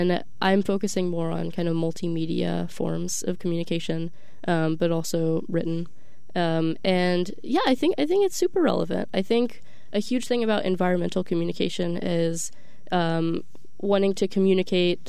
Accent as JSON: {"language": "English", "town": "Austin", "region": "Texas", "country": "United States", "tie": "born or raised there", "moved": "as an adult", "lives_now": "Stanford, United States", "said": "I'm from Austin, Texas, born and raised"}